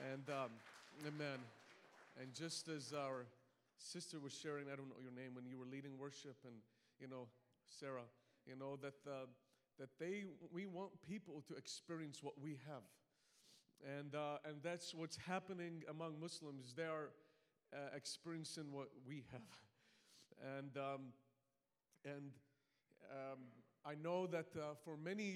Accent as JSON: {"language": "English", "country": "Malta", "moved": "yes", "lives_now": "Iraq", "said": "I have an accent. I'm not from New Hampshire, but so I come from an island called Malta"}